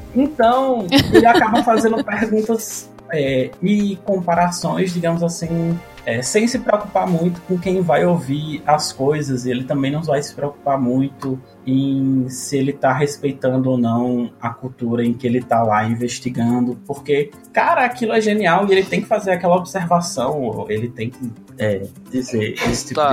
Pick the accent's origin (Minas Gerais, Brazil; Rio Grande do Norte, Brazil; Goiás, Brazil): Rio Grande do Norte, Brazil; Natal; now in Brasília, Brazil